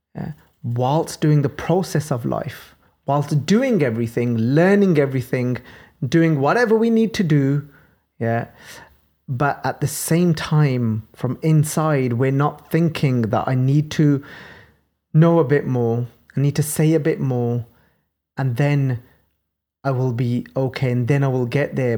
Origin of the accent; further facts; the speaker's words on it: Birmingham, West Midlands, United Kingdom; accent: Birmingham; my Birmingham accent